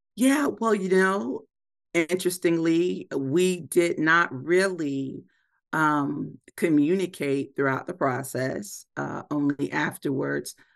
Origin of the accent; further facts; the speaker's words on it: the South, United States; both grew up in the South